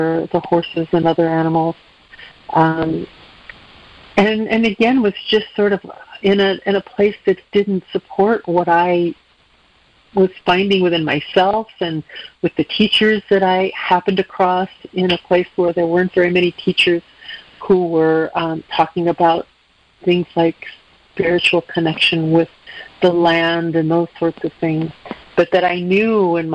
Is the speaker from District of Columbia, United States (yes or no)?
no; Chicago, Illinois, United States; now in Mendocino County, United States; I'm originally from the Midwest. I grew up in the suburbs of Chicago